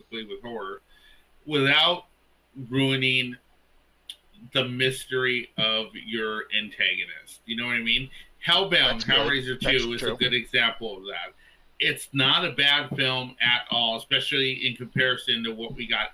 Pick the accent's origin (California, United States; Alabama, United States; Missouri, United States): California, United States; Los Angeles; I grew up in East